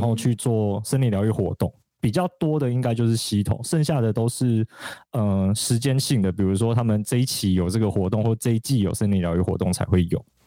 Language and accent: Chinese; Alishan, Chiayi County, Taiwan; moved away; 三啊，它其实就是我成长的地方嘛。然后虽然在山下念书跟工作超级多年